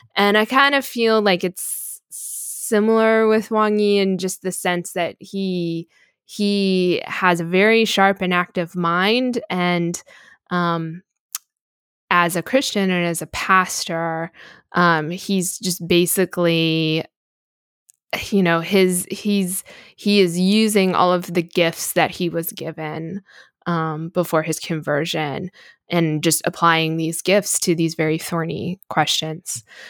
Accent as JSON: {"language": "English", "country": "United States", "said": "as an American"}